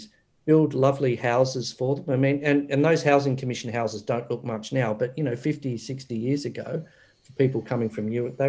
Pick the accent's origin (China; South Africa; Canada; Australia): Australia; Doveton, Victoria; I grew up in Doveton